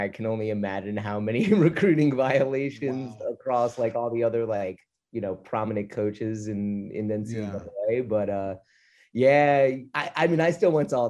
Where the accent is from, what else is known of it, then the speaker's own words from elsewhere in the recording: Short Hills, New Jersey, United States; The accent comes out a little bit, but, yeah, I grew up in the northern part of New Jersey in a town called Short Hills, okay. Essentially a suburb of New York City, just 12 miles out. So New York is my home city.